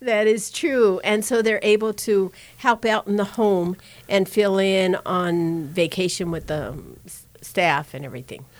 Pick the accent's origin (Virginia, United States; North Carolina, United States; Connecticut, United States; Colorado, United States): Colorado, United States; Denver; I grew up in Denver